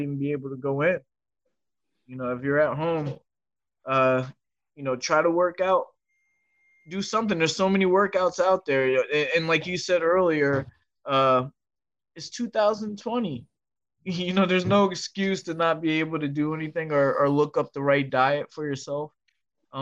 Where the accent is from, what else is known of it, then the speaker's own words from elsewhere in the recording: Fairless Hills, Pennsylvania, United States; I'm from Bucks County, Fairless Hills